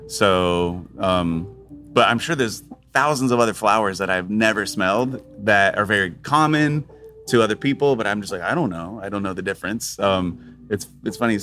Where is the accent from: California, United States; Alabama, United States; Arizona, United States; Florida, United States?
Florida, United States; also born or lived in Tampa / Spain; I grew up in Florida